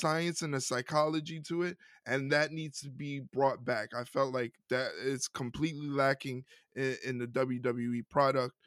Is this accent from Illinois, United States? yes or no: no; New York City, New York, United States; a Puerto Rican male from New York City